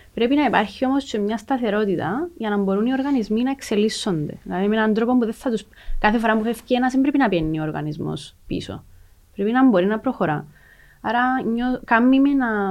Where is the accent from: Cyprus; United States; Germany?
Cyprus; Lakatamia, Nicosia District; also born or lived in Kaimakli; γεννήθηκα στη Λακατάμια, ε, όπου και έζησα, μέχρι τα 22 μου, 23 μου.